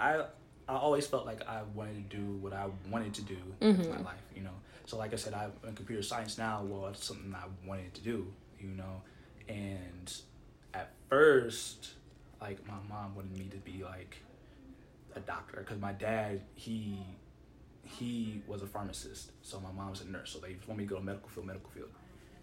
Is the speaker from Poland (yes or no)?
no; Nigeria; we're Nigerian